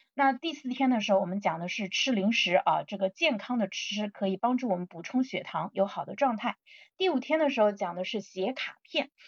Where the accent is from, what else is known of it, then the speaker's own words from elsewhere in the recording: China; 我们中国人